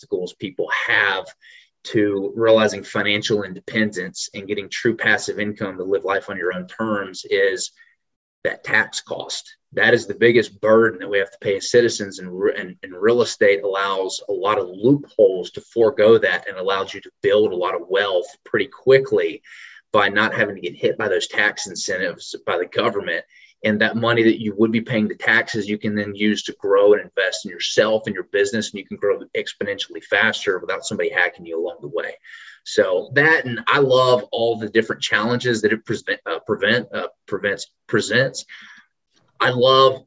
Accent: Memphis, Tennessee, United States; also born or lived in Trussville, Alabama / Knoxville, Tennessee; now in Nashville, United States; a down to earth country boy from Alabama, Memphis originally. Spent some time growing up in Trustville, moved to Memphis when I was pretty young.

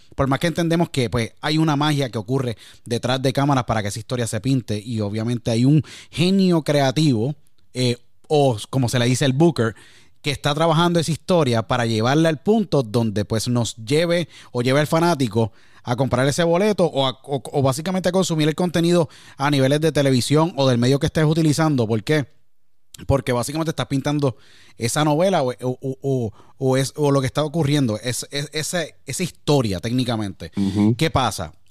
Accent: Puerto Rico; Nací en Puerto Rico

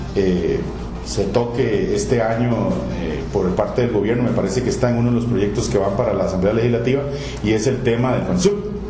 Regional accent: Costa Rica; also born or lived in Spain; uno deja de pensar como costarricense

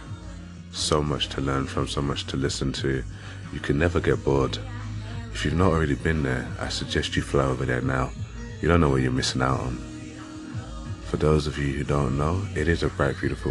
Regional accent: London, United Kingdom; moved away as an adult; now in Leeds, United Kingdom; I grew up in London, so growing up and living in London for 25 years

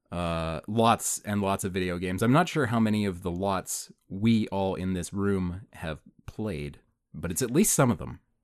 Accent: Canada; we're Canadian, we're in Canada

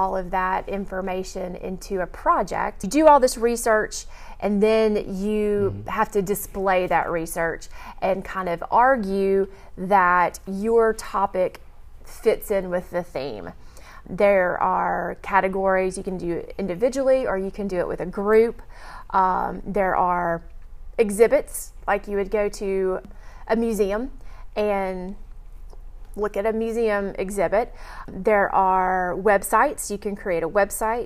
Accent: Houston, Texas, United States; moved away; I grew up in Texas

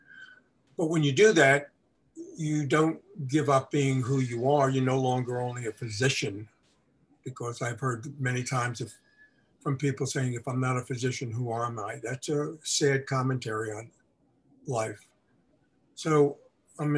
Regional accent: New York, United States; moved away; also born or lived in Milwaukee; I grew up in New York and Brooklyn, there were no horses

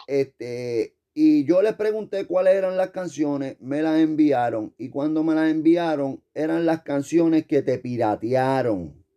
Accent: Puerto Rico; nosotros decimos eso está cabrón

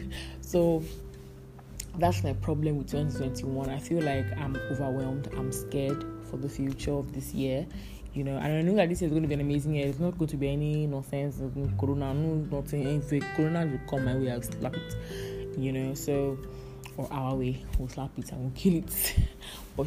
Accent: Calabar, Cross River, Nigeria; accent: Calabar; my Calabar accent

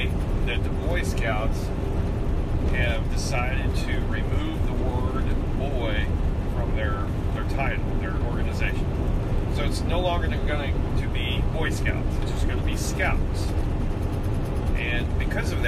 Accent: United States; I'm still from America

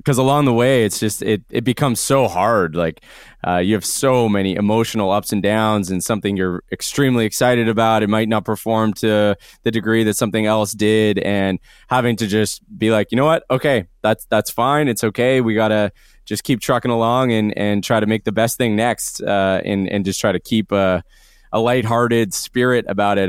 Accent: Canada; being a Canadian band

